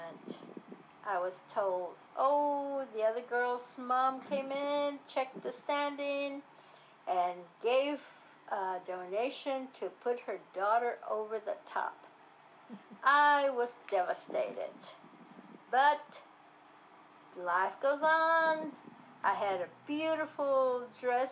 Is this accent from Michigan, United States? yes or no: no; San Antonio, Texas, United States; I was born on Monterey Street in the house my parents built